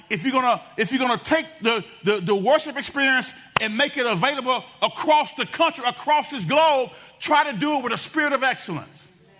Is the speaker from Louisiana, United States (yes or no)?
yes; Benton, Louisiana, United States; I was from Benton before it was cool to be from Benton